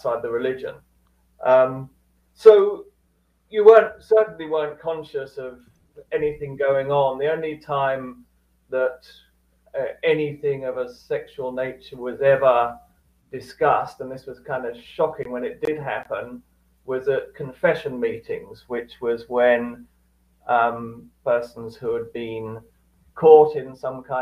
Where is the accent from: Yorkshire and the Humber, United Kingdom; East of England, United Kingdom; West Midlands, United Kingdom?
East of England, United Kingdom; Cambridge; I grew up in Cambridge, UK